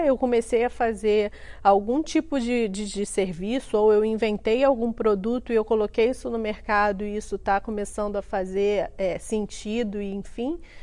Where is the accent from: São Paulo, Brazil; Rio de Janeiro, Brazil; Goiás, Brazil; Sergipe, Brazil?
Rio de Janeiro, Brazil; Duque de Caxias; sou carioquíssima, nasci em Caxias na década de 80